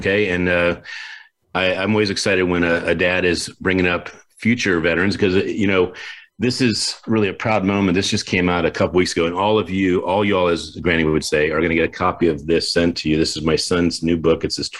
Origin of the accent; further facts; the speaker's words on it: Warwick, Rhode Island, United States; I was born in Warwick, Rhode Island.